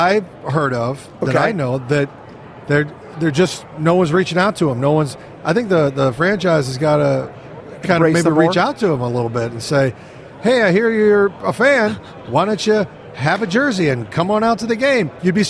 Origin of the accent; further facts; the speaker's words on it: Kansas City, Missouri, United States; I mean, I grew up in Kansas City.